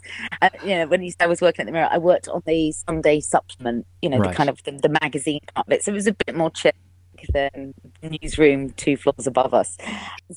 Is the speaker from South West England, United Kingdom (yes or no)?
yes; Cheltenham, South West England, United Kingdom; moved away as an adult; now in London, United Kingdom; I would have to move back home. And I'm from Cheltenham in Gloucestershire